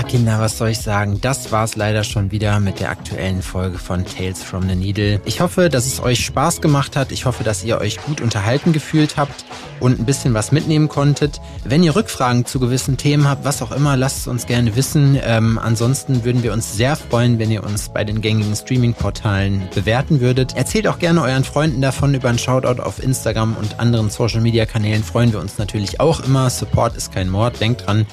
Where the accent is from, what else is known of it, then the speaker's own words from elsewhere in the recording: Jena, Thuringia, Germany; in meiner Heimatstadt Jena